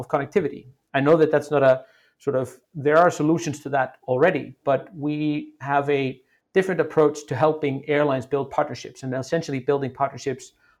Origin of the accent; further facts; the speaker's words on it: Iceland; moved away as an adult; also born or lived in United States; I'm originally from Iceland, and I went to school. I went to university in the U.S., moved back to Iceland when I was 25